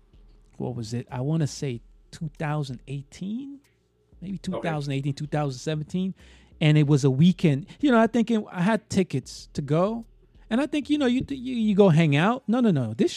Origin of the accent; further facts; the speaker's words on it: New York City, New York, United States; I'm from New York, actually. I'm from Brooklyn